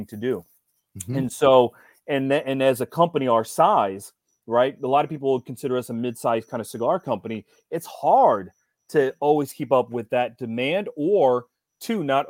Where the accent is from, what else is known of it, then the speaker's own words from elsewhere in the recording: Ohio, United States; I grew up in Ohio.